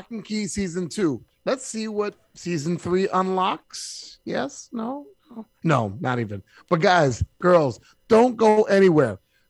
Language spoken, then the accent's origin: English; England, United Kingdom; Like I know where I grew up from in England.